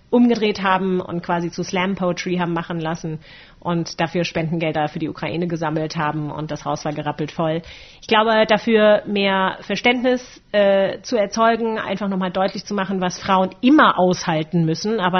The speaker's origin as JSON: {"language": "German", "country": "Germany", "tie": "born or raised there", "said": "ich bin äh, in einer Generation aufgewachsen hier in Deutschland"}